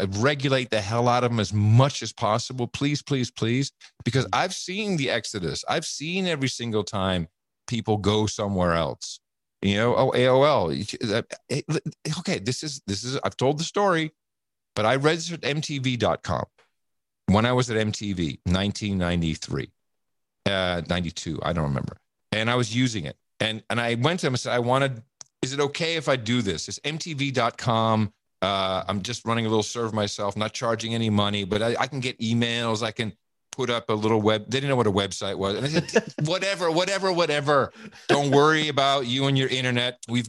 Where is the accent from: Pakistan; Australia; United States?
United States; I grew up in America. We don't talk about religion and politics because I want to hang out with you.